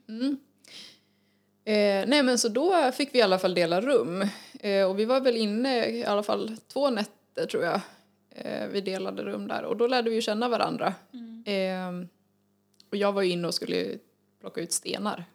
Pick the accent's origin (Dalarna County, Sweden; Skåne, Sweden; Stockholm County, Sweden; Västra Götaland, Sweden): Dalarna County, Sweden; Falun; född och uppvuxen i Falun. Bor även i Falun just nu.